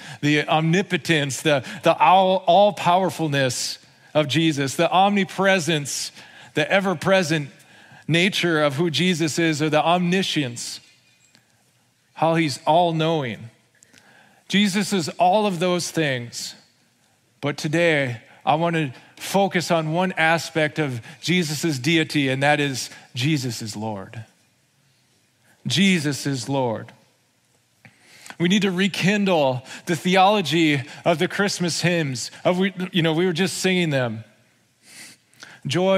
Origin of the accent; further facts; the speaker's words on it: United States; we're American citizens.